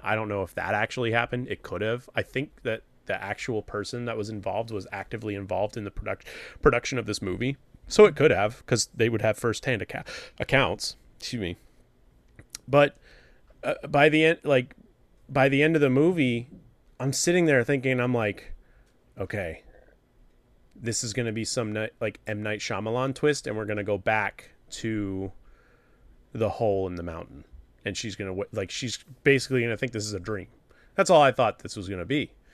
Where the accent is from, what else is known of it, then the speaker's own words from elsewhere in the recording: New Hampshire, United States; it takes place in my home state